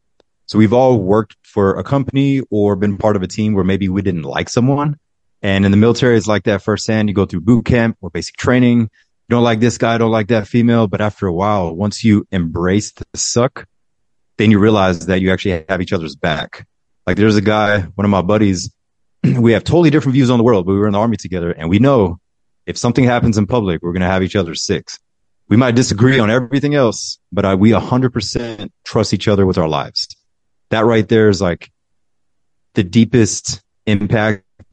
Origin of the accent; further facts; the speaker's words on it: Fort Stewart, Georgia, United States; born there; also born or lived in Germany; No, I was born in Fort Stewart, Georgia. There's an army base in Georgia. I want to say it's 45 minutes from Savannah. So I was born there. And then we moved to Germany, to a lot of the bases in Germany, because my mother's German and my dad was army as well.